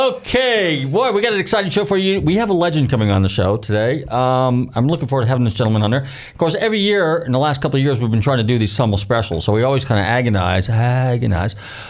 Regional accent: Northern California, United States; a kid growing up in Northern California

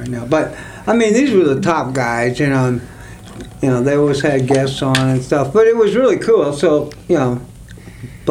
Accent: Nashville, Tennessee, United States; moved away as an adult; also born or lived in Tampa area, Florida; now in Tampa, United States; I'm from Nashville

